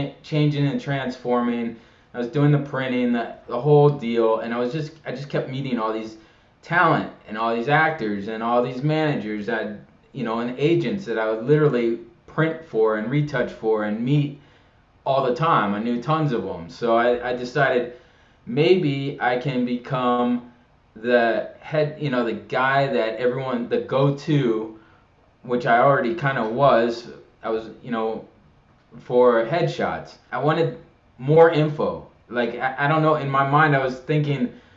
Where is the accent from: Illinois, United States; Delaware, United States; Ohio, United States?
Illinois, United States; Chicago; also born or lived in Washington, D.C. / Pittsburgh / Florida / Savannah; now in Los Angeles, United States; From Chicago originally. Grew up in Chicago back in a long time ago